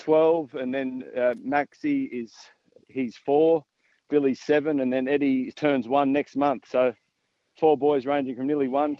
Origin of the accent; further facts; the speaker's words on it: Sydney, New South Wales, Australia; We're from the Northern Beaches